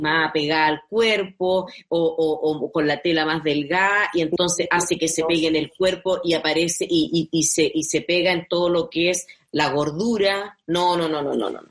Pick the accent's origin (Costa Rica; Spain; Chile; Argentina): Chile; Tocopilla, Antofagasta; moved away; nos conocimos en Tocopilla